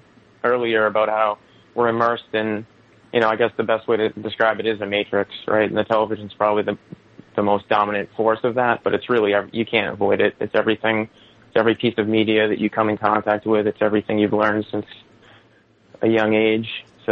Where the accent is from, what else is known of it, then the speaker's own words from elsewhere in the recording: Boston, Massachusetts, United States; But myself, okay. From Boston